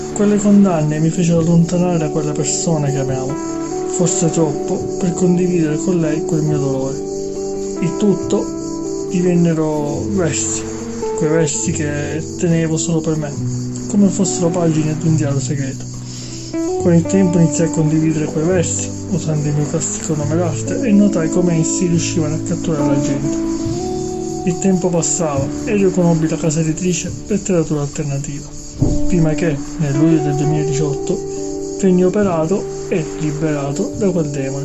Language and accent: Italian; Sicily, Italy; Da buon siciliano